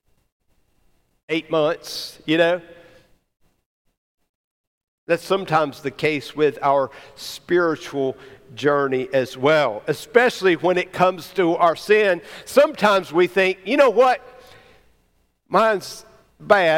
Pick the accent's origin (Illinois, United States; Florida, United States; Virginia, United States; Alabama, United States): Alabama, United States; growing up in Alabama, or maybe just in the family I grew up